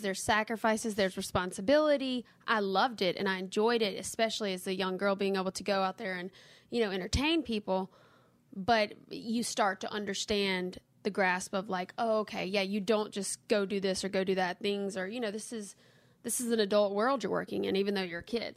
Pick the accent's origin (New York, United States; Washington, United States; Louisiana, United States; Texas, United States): Louisiana, United States; Kentwood; also born or lived in Nashville, Tennessee; now in Hammond, United States; I'm from Kentwood, but I live in Hammond, Louisiana now